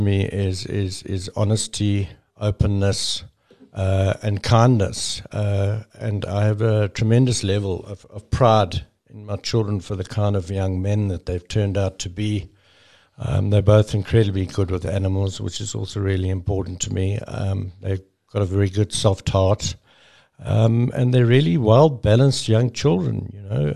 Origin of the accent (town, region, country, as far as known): South Africa